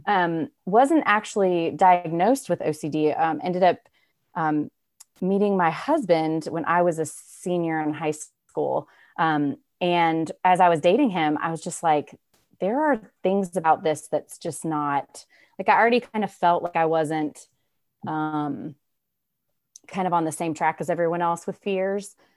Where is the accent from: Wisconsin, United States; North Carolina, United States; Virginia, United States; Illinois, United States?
North Carolina, United States; Raleigh; I am from Raleigh, North Carolina. I'm born and raised